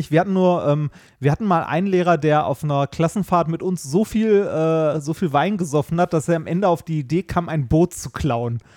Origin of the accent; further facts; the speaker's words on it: Essen, North Rhine-Westphalia, Germany; in Stoppenberg zur Schule gegangen katholisches Ach, Gymnasium.